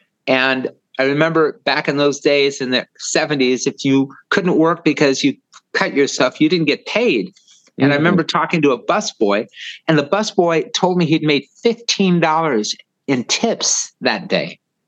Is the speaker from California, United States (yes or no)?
yes; Los Angeles, California, United States; I was born in Hollywood at the old Cedars of Lebanon Hospital.